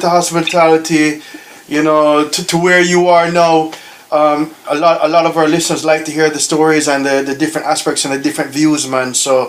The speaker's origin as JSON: {"language": "English", "country": "Jamaica", "tie": "born or raised there", "said": "growing up in the islands, growing up in Jamaica"}